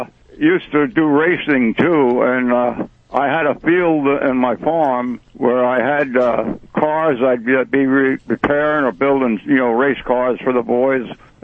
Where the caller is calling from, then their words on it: Lenhartsville, Pennsylvania, United States; Yeah, it's Lenhartsville. It's right outside of Kutztown.